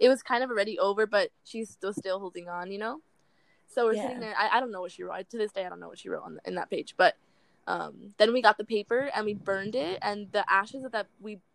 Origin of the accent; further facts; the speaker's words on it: Florida, United States; moved away; I'm from Florida